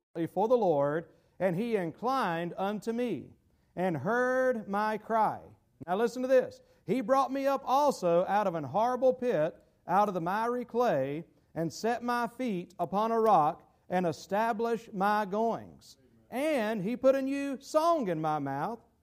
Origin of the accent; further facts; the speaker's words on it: Gastonia, North Carolina, United States; my hometown in Gastonia, North Carolina